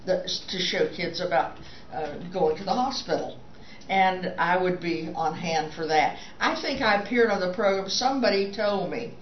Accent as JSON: {"language": "English", "town": "Jacksonville", "region": "Florida", "country": "United States", "moved": "as an adult", "lives_now": "Pittsburgh, United States", "said": "I was from Jacksonville."}